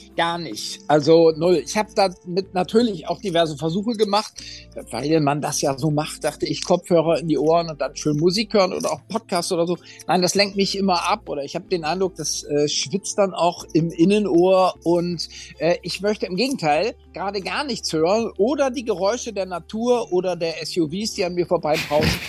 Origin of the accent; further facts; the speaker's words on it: Oldenburg, Lower Saxony, Germany; meiner Heimatstadt Oldenburg